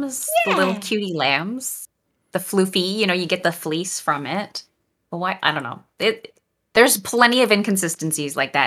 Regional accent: Canada; first language French; English is a second language; I'm Canadian. I grew up speaking French and did most of my education in French

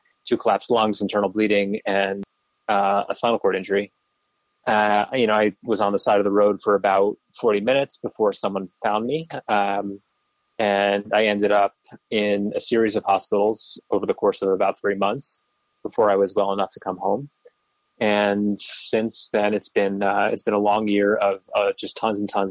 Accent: New York City, New York, United States; I grew up in Brooklyn

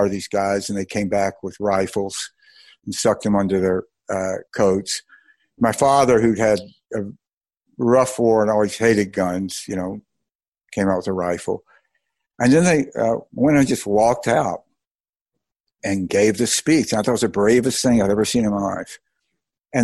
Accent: Mississippi, United States; I grew up in Mississippi

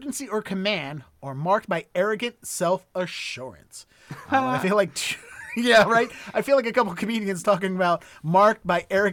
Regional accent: Baltimore, Maryland, United States; now in Boston, United States; I'm from Baltimore, but I live in Boston

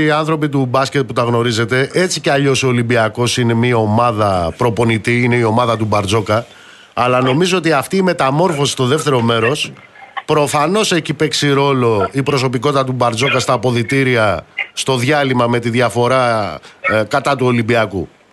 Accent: Amaliada, Western Greece, Greece; moved away; στην πατρίδα μου κάτω στην Μαλιάδα

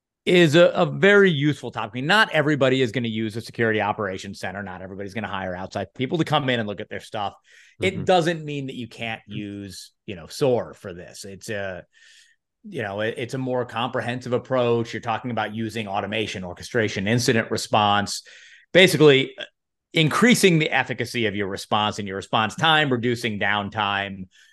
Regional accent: Louisville, Kentucky, United States; born there; I was born in Louisville. My parents went to the University of Louisville

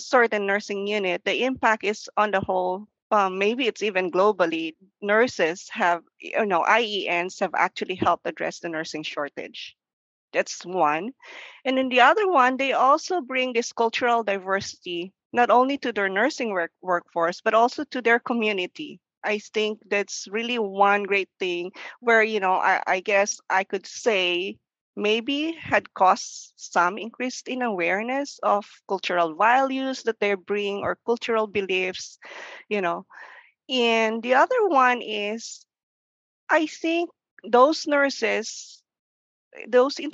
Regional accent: Philippines; English is a second language; moved away as an adult; now in United States; English is still our second language. I came from the Philippines.

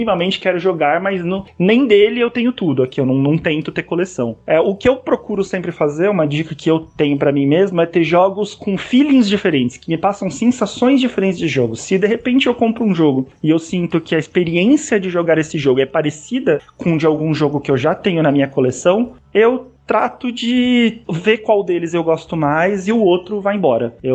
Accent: São Paulo, Brazil; Eu sou aqui de São Paulo

